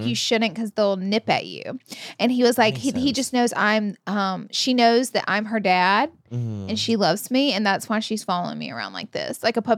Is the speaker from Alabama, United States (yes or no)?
yes; Alabama, United States